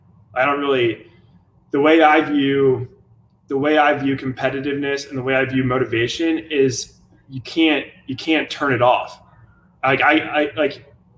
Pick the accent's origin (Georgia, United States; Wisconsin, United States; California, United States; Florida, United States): Florida, United States; Jacksonville; also born or lived in Chicago; I was born in Chicago, grew up in Jacksonville